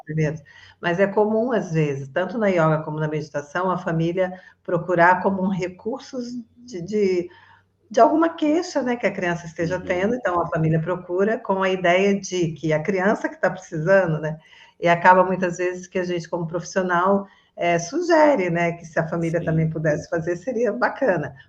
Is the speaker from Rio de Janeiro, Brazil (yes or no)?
yes; Resende, Rio de Janeiro, Brazil; moved away as an adult; now in Florianópolis, Brazil; eu sou originalmente de Resende, Rio de Janeiro. Eu estou morando em Floripa